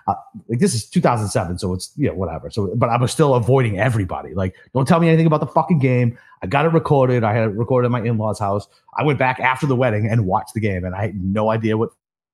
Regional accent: Boston, Massachusetts, United States; I lived in Savannah and I'm from Boston.

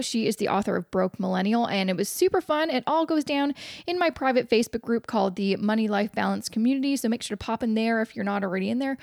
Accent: Vancouver, British Columbia, Canada; moved away; my hometown of Vancouver

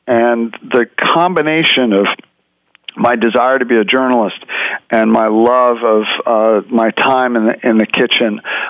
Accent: New York City, New York, United States; Well, it's interesting. I grew up in New York City, and New York City is a great food town.

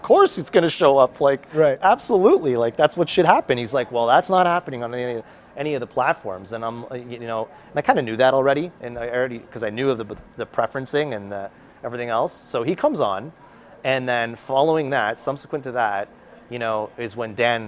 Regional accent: Canada; I'm a Canadian

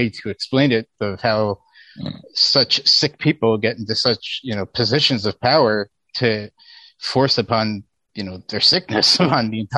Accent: Pennsylvania, United States; my home state of Pennsylvania.

